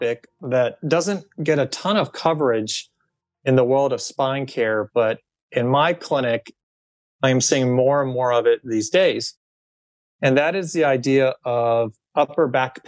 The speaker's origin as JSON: {"language": "English", "region": "Ohio", "country": "United States", "tie": "born or raised there", "moved": "yes", "said": "my home state, which is the state of Ohio"}